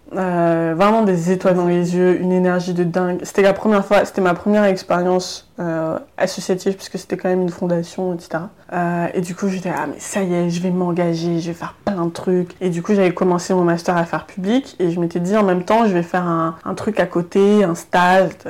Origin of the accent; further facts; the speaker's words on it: Germany; French is a second language; ben voilà moi je viens de d'Allemagne donc il y avait des étudiants qui venaient d'Allemagne